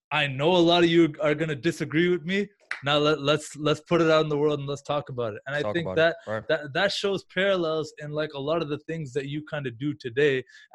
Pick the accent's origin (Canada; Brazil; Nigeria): Canada; I'm Canadian myself